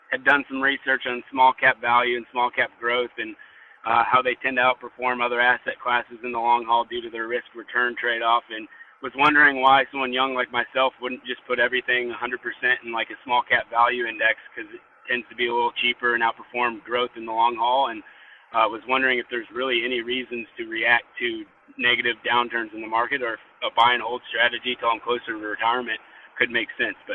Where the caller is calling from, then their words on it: Nashville, Tennessee, United States; I'm from Nashville, Tennessee